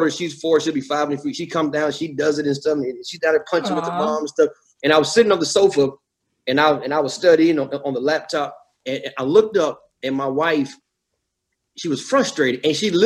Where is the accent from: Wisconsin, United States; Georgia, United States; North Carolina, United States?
Georgia, United States; I'm from Georgia, you know, so we eat, you know, I grew up, my grandparents would eat chitlins and pig feet